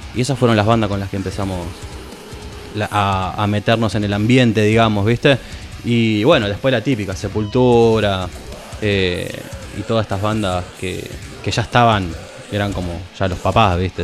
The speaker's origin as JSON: {"language": "Spanish", "town": "Isidro Casanova", "region": "Buenos Aires Province", "country": "Argentina", "said": "Nosotros somos una banda de Isidro Casanova, lo digo así porque somos los cuatro, éramos los cuatro de allá."}